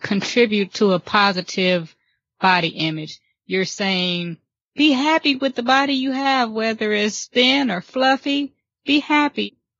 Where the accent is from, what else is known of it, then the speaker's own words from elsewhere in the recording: California, United States; now in the South, United States; I'm from California, but I've been in the South for, I guess, the past 20 something years.